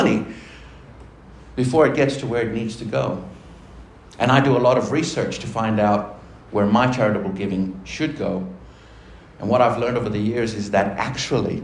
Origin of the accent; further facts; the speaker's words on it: Argentina; now in Australia; Here in Australia, I'm Argentinian. Here in Australia, I'm Latino. Do you think in my country I'm any of those things? No. In Argentina, I'm Australian